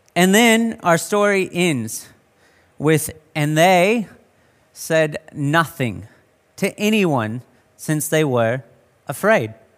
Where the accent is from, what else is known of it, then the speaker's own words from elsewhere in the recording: United States; now in Australia; being American